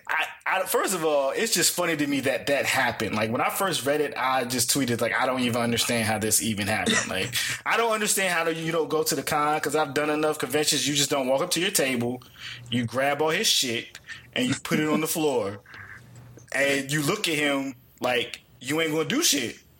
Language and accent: English; Washington, District of Columbia, United States; also born or lived in New York; I'm from um the DC area